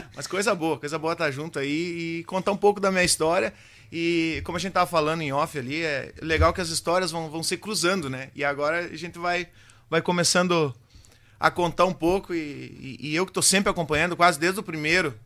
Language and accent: Portuguese; Quaraí, Rio Grande do Sul, Brazil; also born or lived in Curitibanos; eu vim do interior, lá da Boa União, né? Terceiro Sim. distrito de Quaraí, então, até meus cinco anos eu vivi lá.